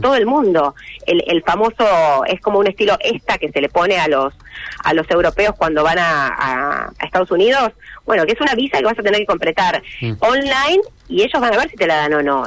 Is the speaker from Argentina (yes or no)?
yes; Santa Fe, Argentina; soy santafesina